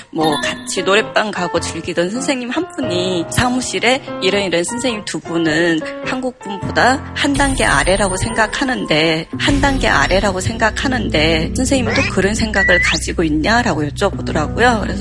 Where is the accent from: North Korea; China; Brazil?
China; Harbin, Heilongjiang; now in South Korea; 저는 중국 할빈에서 왔고요.